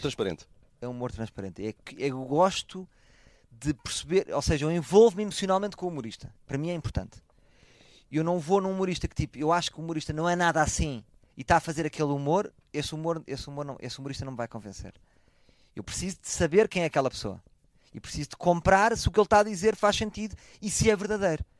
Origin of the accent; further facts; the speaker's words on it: Portugal; eu sou português